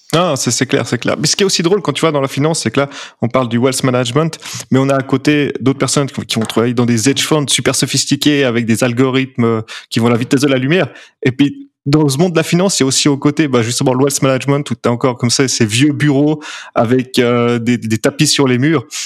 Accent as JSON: {"language": "French", "region": "Geneva", "country": "Switzerland", "said": "je suis genevois"}